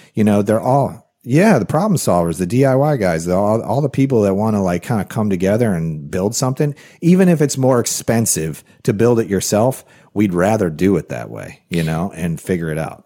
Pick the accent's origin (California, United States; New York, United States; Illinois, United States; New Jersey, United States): Illinois, United States; Rockford; working in a factory in Rockford, Illinois, which is a town I grew up